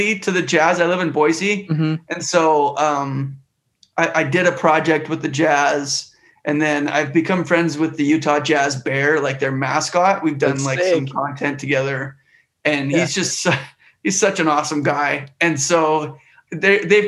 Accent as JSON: {"language": "English", "region": "Western Canada", "country": "Canada", "tie": "born or raised there", "moved": "yes", "said": "I grew up in Canada. So I grew up in Western Canada."}